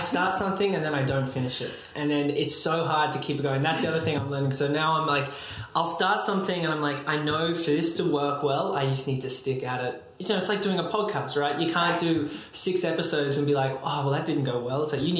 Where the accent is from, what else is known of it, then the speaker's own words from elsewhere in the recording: Australia; now in New York, United States; I work in marketing, content, and hopefully soon to be brand strategy. I moved from Australia to New York 2.5 years ago, very much on a whim